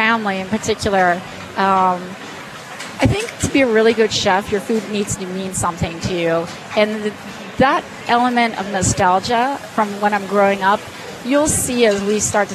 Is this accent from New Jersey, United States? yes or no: yes; New Jersey, United States; now in Denver, United States; I was born in New Jersey.